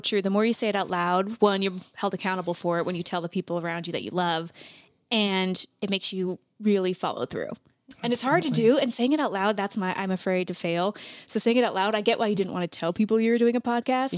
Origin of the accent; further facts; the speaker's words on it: Montana, United States; I am born and raised fifth generation Montanan